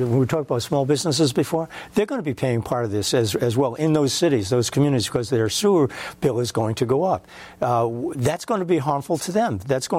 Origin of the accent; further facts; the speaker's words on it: Pawtucket, Rhode Island, United States; A kid growing up in Pawtucket, I remember playing down by the Seekonk River